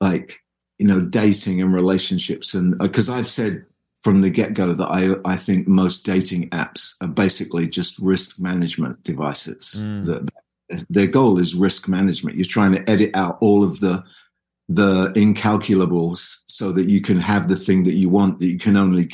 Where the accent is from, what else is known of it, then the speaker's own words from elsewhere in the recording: England, United Kingdom; I'm English